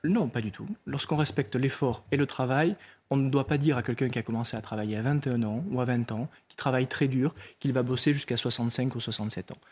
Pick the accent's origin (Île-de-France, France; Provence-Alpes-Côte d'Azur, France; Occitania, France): Occitania, France; Lot; Je viens du Lot. Dans cette terre, on sait respecter la mémoire et le deuil des familles